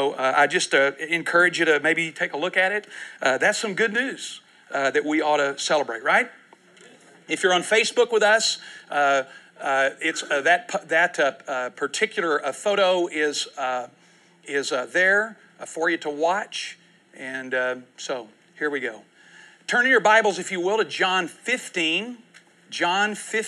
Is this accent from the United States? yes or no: yes; Houston, Texas, United States; I'm from Houston.